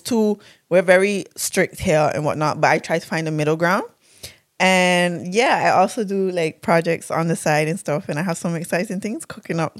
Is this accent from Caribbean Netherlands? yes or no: yes; Saba, Caribbean Netherlands; I'm from Saba.